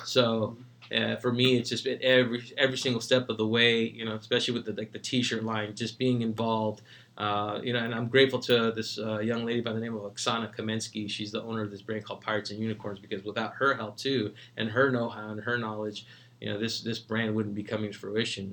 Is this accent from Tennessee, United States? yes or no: no; San Francisco, California, United States; As a kid living in San Francisco, uh, you know, we grew up in the Mission District